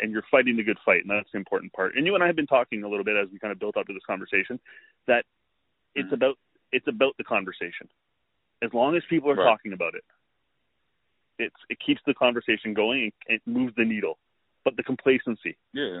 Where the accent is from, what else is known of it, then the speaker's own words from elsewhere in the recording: Canada; a Canadian, as a Canadian